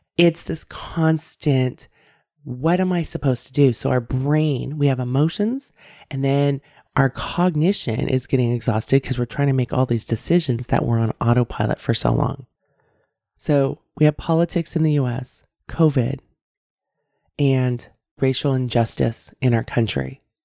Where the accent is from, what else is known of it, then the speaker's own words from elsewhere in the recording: San Francisco Bay Area, California, United States; now in Davis, United States; I grew up, I was born and raised in the San Francisco Bay Area